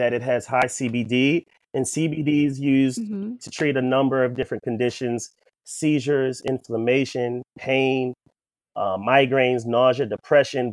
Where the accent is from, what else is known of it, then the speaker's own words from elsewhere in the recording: Columbia, Maryland, United States; I grew up in Columbia, Maryland